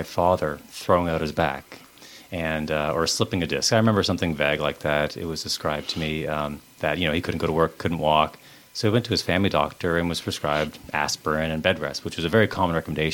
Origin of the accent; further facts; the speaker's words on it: Beaver Bank, Nova Scotia, Canada; also born or lived in Liverpool, Nova Scotia; living here in, growing up in Beaver Bank, my practice is in Lower Sackville, so I haven't moved that far away really